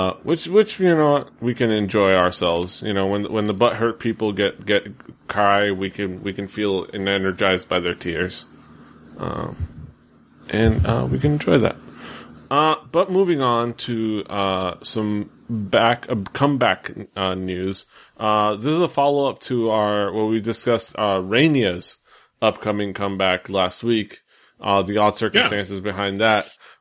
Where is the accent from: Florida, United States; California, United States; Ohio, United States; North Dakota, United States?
Florida, United States; Miami; I'm from Miami.